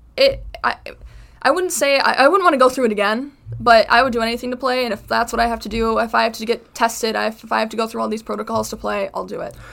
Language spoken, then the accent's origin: English; Chicago, Illinois, United States; moved away as an adult; now in Connecticut, United States; I am from Chicago